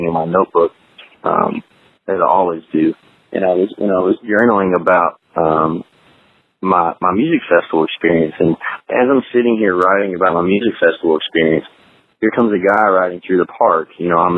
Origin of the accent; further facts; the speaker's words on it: New Albany, Indiana, United States; I'm from New Albany, Indiana